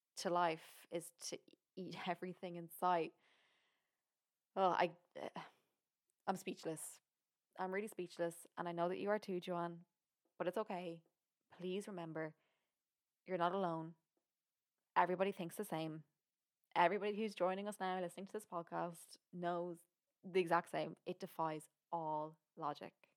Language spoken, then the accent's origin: English; Ireland; I'm from Ireland.